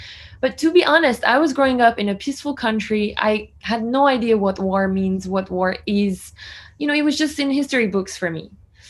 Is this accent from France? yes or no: yes; France; English is a second language; Yes, so I was born and raised in France, but I have an Armenian last name and I'm Armenian. I'm 23 years old